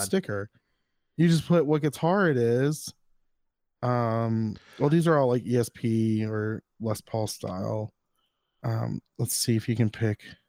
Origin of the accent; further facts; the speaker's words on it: the South, United States; I was born and raised in the South.